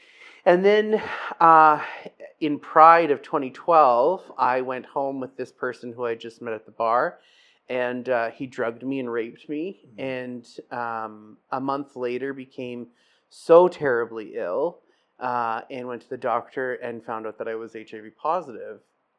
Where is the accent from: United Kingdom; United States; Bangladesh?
United Kingdom; Scotland; and I'm Scottish, so that was like like a go-to for me, right?